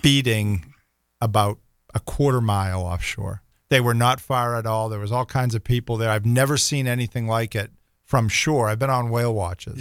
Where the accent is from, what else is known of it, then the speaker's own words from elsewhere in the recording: Boston, Massachusetts, United States; moved away as an adult; now in Jacksonville, United States; growing up in the Northeast